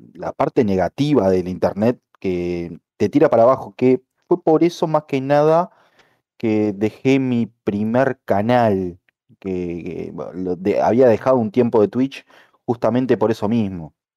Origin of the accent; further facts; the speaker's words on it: Montevideo, Uruguay; soy de Uruguay, como muchos ya lo saben, más precisamente de Montevideo